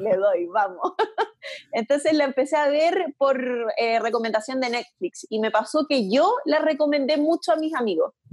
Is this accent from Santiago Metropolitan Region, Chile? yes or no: no; Antofagasta, Chile; also born or lived in United States; yo cuando volví a Antofa de Estados Unidos, de haber estado un año entero de intercambio